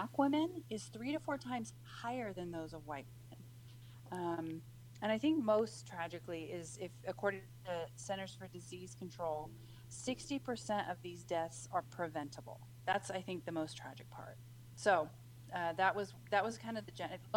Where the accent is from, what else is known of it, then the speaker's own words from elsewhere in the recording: Washington, United States; my home state of Washington